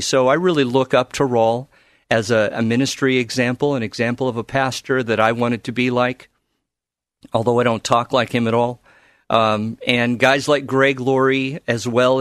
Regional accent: Carson, California, United States; moved away as an adult; now in Portland, United States; I grew up in the Los Angeles area in a town called Carson

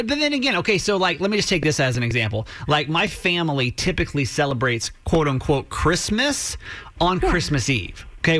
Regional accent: Georgia, United States; now in Maryland, United States; growing up in Georgia

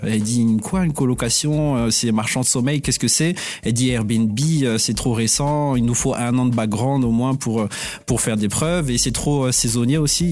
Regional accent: Madagascar; moved away; Donc moi je suis d'origine malgache. Donc j'ai grandi à Madagascar

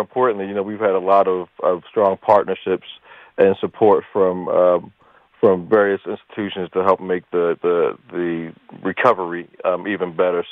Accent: Baltimore, Maryland, United States; now in Hartford, United States; I grew up in Baltimore

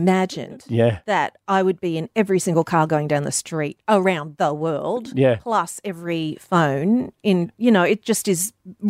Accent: Mackay, Queensland, Australia; moved away as an adult; now in United States; Growing up in the Mackay Whitsundays area.

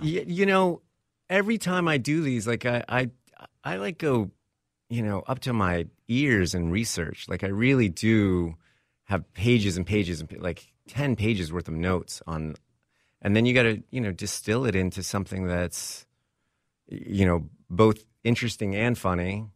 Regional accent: Texas, United States; moved away as an adult; also born or lived in Vermont / Hollywood; I grew up in Texas, school on the East Coast, uh, in Vermont

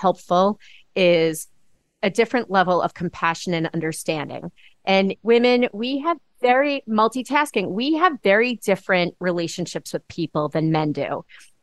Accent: Long Island, New York, United States; moved away; also born or lived in Massachusetts; I grew up on Long Island.

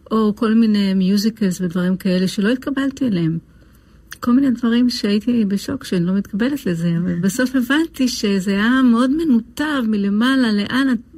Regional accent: Lod, Central District, Israel; אני נולדתי בעיר לוד.

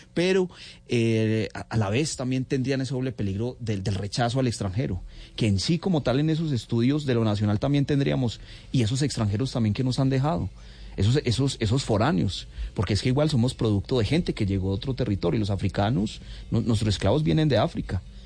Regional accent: Colombia; lo que somos realmente los colombianos

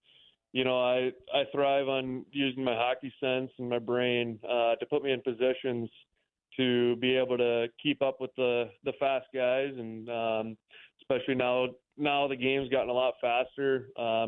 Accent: Minnesota, United States; moved away as an adult; now in Wichita, United States; I'm from Minnesota, so it's only about 7.5 hours from my home.

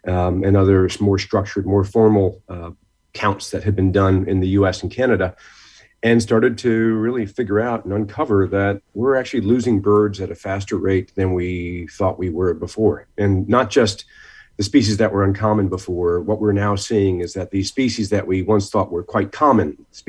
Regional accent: Norwalk, Connecticut, United States; growing up in Connecticut, I grew up in Norwalk, Connecticut, spent a lot of time at places like the Westport Nature Center and in New Haven.

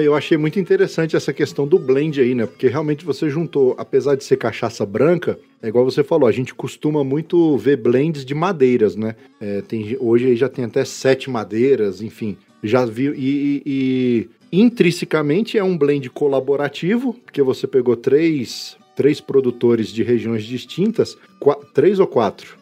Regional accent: Brasília, Federal District, Brazil; eu não sou de Minas, sou de Brasília, mas minha família por parte de mãe é de Minas

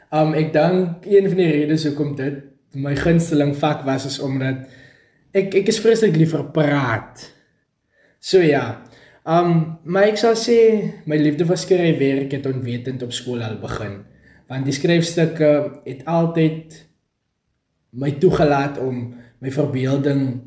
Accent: a small town near Vredendal, Western Cape, South Africa; Ek is gebore daar in die Karis wêreld en ek het groot geword op 'n klein dorpie genaamd Redport, daar in die Vredendal omgewing.

